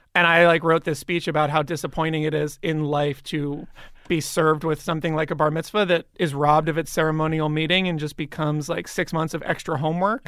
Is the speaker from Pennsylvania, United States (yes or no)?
yes; Bryn Mawr, Pennsylvania, United States; moved away; in Bryn Mawr, outside of Philadelphia